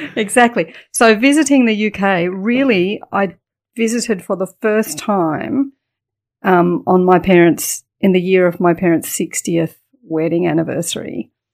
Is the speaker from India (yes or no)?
no; Adelaide, South Australia, Australia; also born or lived in United Kingdom; So we went straight to Adelaide and my childhood, um, was in Adelaide